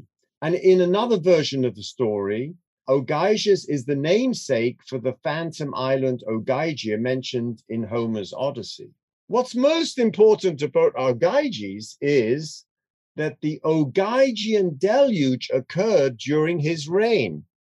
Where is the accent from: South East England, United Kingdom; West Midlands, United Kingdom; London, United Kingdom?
London, United Kingdom; I grew up in London